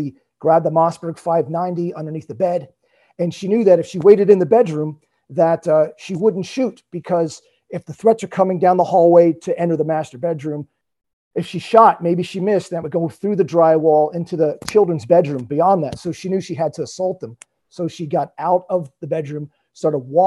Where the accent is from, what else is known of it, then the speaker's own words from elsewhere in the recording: Lancaster County, Southern Pennsylvania, United States; I grew up in Southern Pennsylvania in Lancaster County